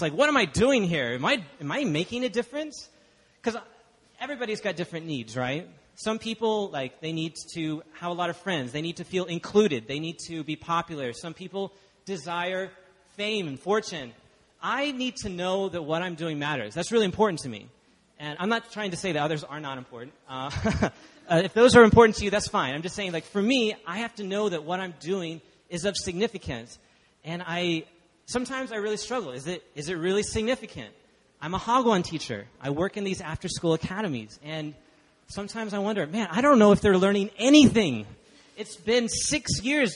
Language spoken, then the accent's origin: English; Dallas, Texas, United States; moved away as an adult; now in Busan, South Korea; I grew up in Dallas, Texas